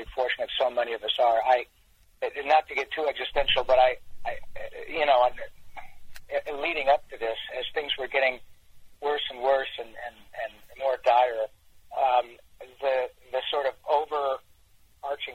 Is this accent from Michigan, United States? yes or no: yes; Michigan, United States; I grew up in Michigan